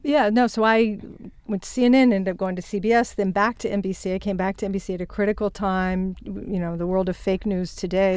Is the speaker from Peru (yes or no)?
no; Winchester, Virginia, United States; moved away as an adult; also born or lived in Morgantown, West Virginia / New Jersey / Connecticut; my parents promptly moved to a small town in Vir-, Virginia, Winchester, Virginia, which is in the heart of the Shenandoah Valley. And that's where I grew up until I went to college